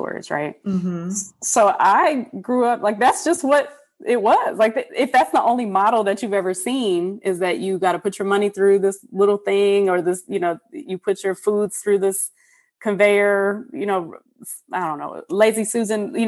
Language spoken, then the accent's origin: English; Detroit, Michigan, United States; moved away as an adult; I, as a mixed woman, biracial woman growing up in Detroit